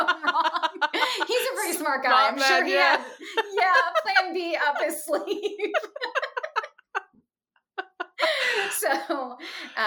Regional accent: Chicago, Illinois, United States; moved away as an adult; now in Indianapolis, United States; I was raised in the Chicagoland area

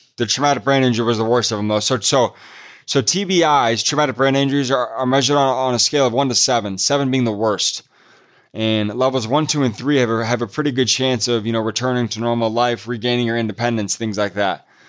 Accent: Midwest, United States; also born or lived in Pasadena, California; I'm from the Midwest, and so it's cold in the winter here

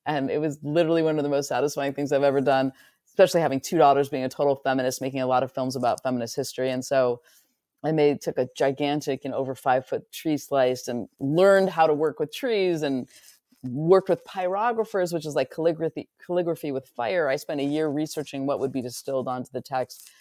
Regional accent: near Muir Woods, Northern California, United States; moved away as an adult; I grew up in Northern California, right near Muir Woods

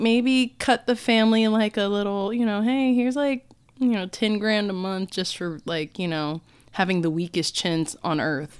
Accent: United States; as an American

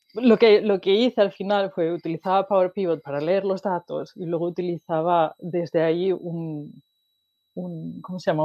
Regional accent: Asturias, Spain; moved away as an adult; also born or lived in Wales; now in Sweden; nací en Asturias, que es en el norte de España, y eh, estudié en Asturias también

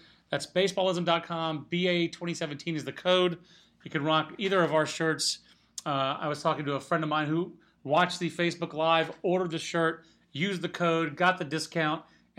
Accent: Fayetteville, North Carolina, United States; I'm from Fayetteville originally

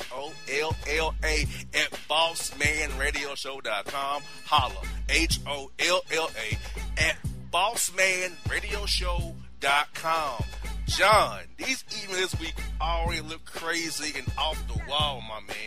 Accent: Florida, United States; I'm a Florida guy

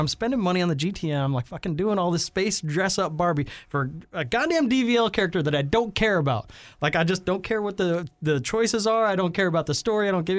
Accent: Texas, United States; I'm from Texas.

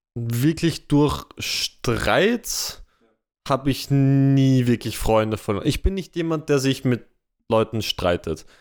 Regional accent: Vienna, Austria; Wien ist meine Heimat. Da komme ich her

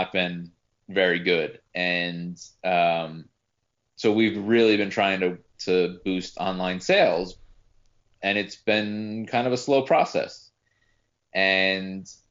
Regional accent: New Jersey, United States; moved away; I'm from New Jersey

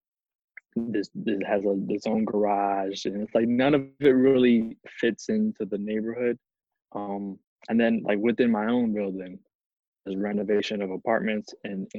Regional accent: Jersey City, New Jersey, United States; I grew up in the Heights, same building, same my whole life

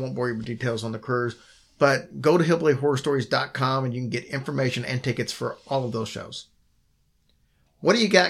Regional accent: Kentucky, United States; And since I'm from Kentucky and a country girl myself, I enjoyed that.

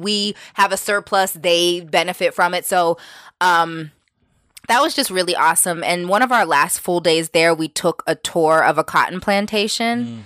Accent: New York, United States; we're from New York

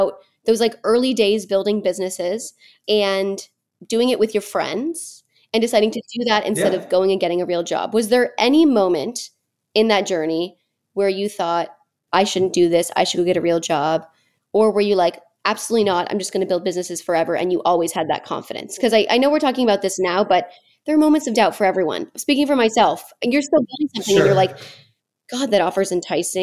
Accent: Manhattan Beach, California, United States; I was raised in Manhattan Beach

